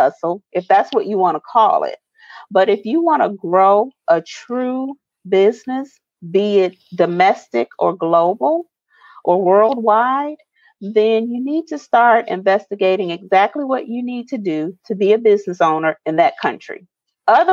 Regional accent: United States; as American citizens

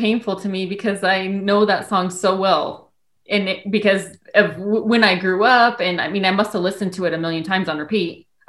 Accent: Wyoming, United States; moved away as an adult; We grew up in Wyoming.

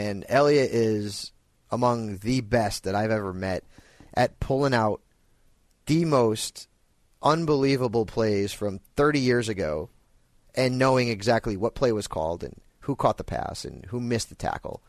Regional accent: Connecticut, United States; They're actually a band from my home state in Connecticut.

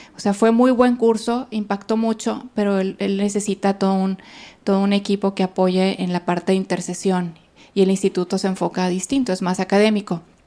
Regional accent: Monterrey, Nuevo León, Mexico; moved away as an adult; also born or lived in Italy; soy de aquí de Monterrey. Tengo 23 años consagrada. Estudié pues toda mi vida aquí, viví toda mi vida aquí

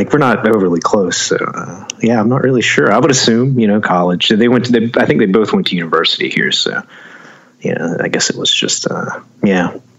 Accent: Charlotte, North Carolina, United States; Yeah, I was born and raised in Charlotte, actually. I mean, my parents are from Taiwan, but they, you know, went to college here and everything. So I was born and raised in Charlotte.

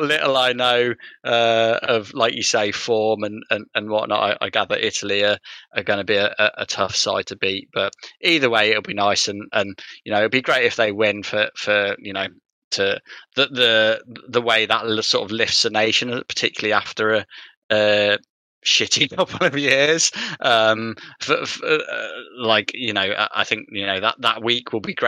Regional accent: England, United Kingdom; I have to say England because I'm English

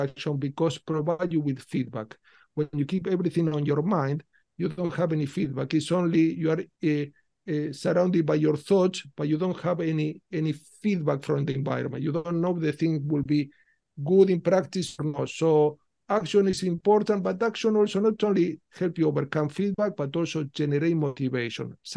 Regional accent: Rosario, Santa Fe, Argentina; accent: mix of Spanish, Italian, Portuguese; English is a second language; moved away as an adult; now in London, United Kingdom; I'm Italian-Argentinian, so I was born in Argentina, in the city of Rosario

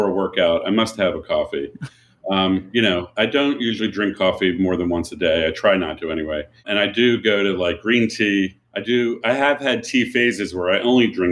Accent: Philadelphia, Pennsylvania, United States; I grew up in Philadelphia

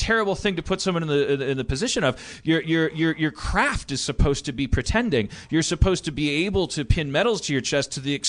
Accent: New Jersey, United States; take advantage of the fact that I'm from Jersey, or that I know what a Southern person sounds like

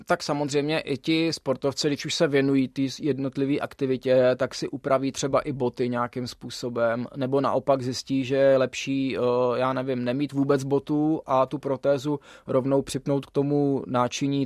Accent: Czechia; jsem jako Čech mohl jezdit za reprezentaci Dominikánské

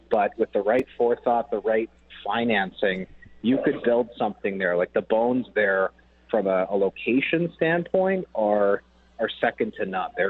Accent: Winnipeg, Manitoba, Canada; I'm born and raised in Winnipeg, and I mean, you, like I and uh, don't get me wrong, I'm a very proud Manitoban, very proud Winnipegger

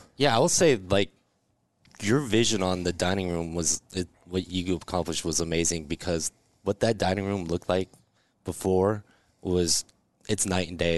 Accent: Lincoln, Nebraska, United States; also born or lived in Georgia; now in Omaha, United States; I'm from Lincoln originally

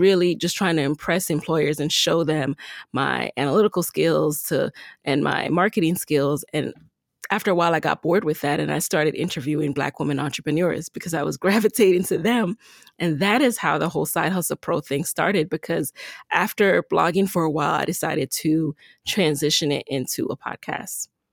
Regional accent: Jamaica; I'm from Jamaica

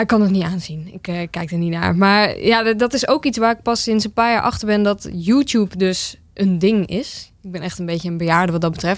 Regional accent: Almere, Flevoland, Netherlands; also born or lived in Amsterdam; now in Zaandam, Netherlands; Ik ben opgegroeid in Almere

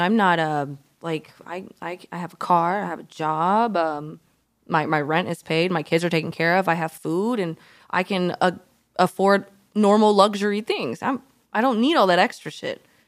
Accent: Alabama, United States; moved away; I'm from Alabama

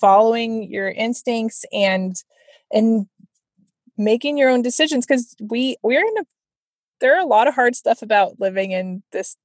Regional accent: California, United States; moved away; I'm from California originally

